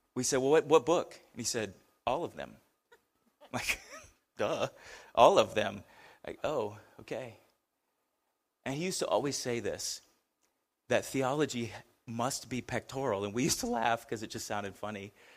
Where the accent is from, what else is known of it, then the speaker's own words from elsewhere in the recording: United States; as an American